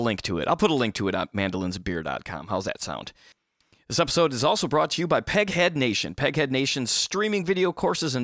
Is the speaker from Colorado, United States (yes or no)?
no; Michigan, United States; moved away; I'm from Michigan originally